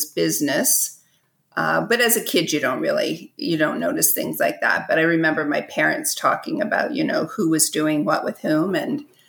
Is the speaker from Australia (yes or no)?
no; Long Sault, Ontario, Canada; also born or lived in Cornwall, Ontario / London, Ontario; now in Kingston, Canada; I mostly grew up from age 7 in Long Sault, which is just a little bit west of Cornwall, couple hours east of Kingston.